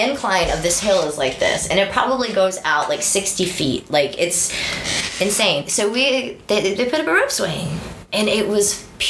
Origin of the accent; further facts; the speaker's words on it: Roswell, Georgia, United States; now in Marietta, United States; I grew up in Roswell. Like, I lived in Roswell since 1985.